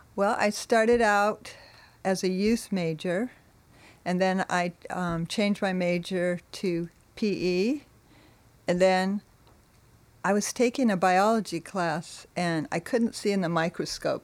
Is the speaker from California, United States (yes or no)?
yes; Monterey, California, United States; I was born in Monterey